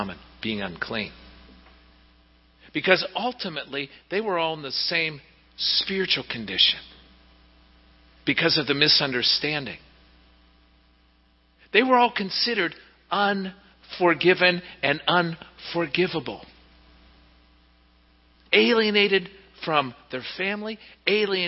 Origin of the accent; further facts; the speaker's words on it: Pittsburgh, Pennsylvania, United States; back when I was growing up in Pittsburgh